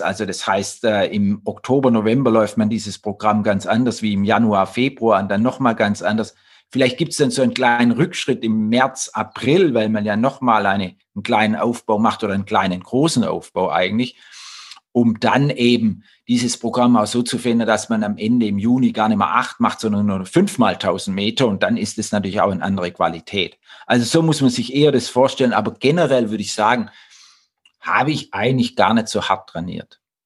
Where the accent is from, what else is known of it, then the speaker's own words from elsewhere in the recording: Blaubeuren, Baden-Württemberg, Germany; Ich komme aus Blaubeurer